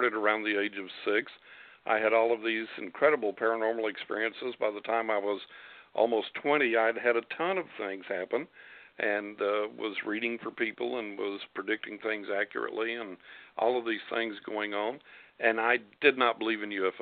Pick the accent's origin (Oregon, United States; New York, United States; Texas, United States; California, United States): Texas, United States; West; moved away; I grew up in West Texas.